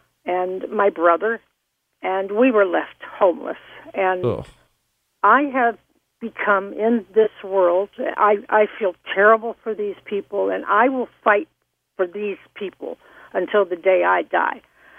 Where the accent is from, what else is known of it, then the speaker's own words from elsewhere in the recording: Florida, United States; now in New York, United States; I grew up in Florida in a very way to the left political family.